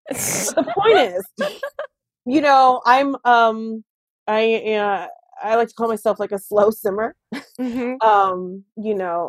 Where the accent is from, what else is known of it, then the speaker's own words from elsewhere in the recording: United States; I'm like, I'm so sorry. I am the American.